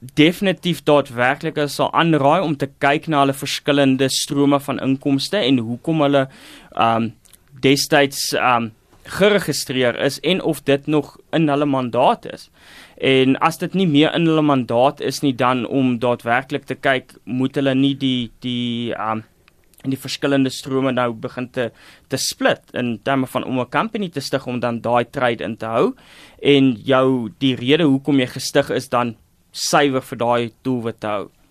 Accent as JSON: {"language": "Afrikaans", "country": "South Africa"}